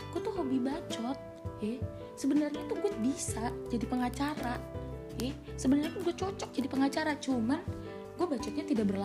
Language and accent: Indonesian; Cirebon, West Java, Indonesia; gue tuh asal dari Cirebon tapi gue nggak nggak netap gitu loh